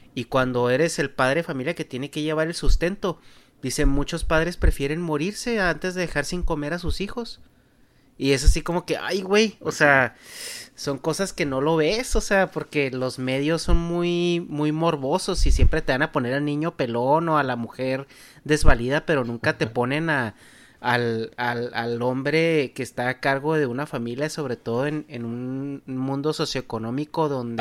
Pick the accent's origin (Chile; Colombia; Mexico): Mexico; nuestro estilo de vida como mexicano